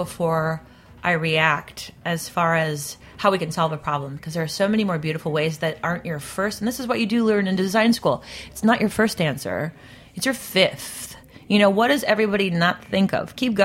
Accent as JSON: {"language": "English", "region": "Midwest", "country": "United States", "said": "I come from the Midwest"}